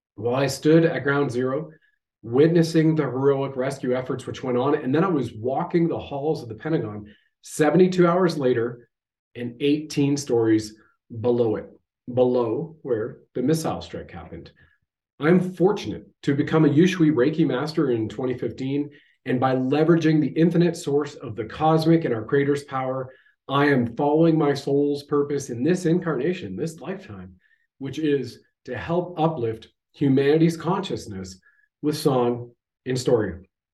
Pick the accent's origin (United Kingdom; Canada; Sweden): Canada